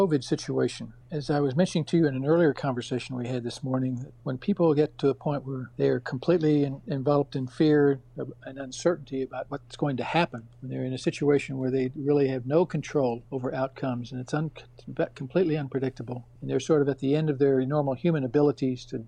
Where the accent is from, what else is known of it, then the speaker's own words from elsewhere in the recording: South Texas, United States; growing up in South Texas